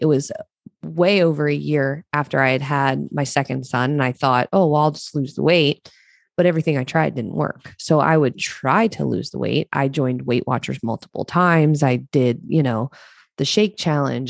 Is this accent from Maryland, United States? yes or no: yes; Eastern Shore of Maryland, United States; moved away; I grew up in Maryland, on the eastern shore of Maryland